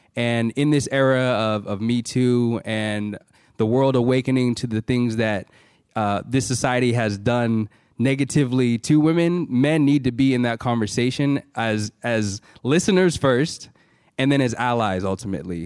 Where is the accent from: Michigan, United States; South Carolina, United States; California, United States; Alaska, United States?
California, United States; San Francisco Bay Area; We're both from the Bay Area